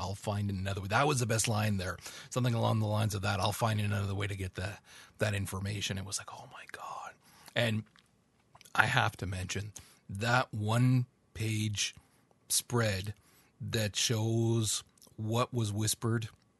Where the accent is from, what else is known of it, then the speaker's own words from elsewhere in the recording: Canada; That implies you think that I, as a Canadian...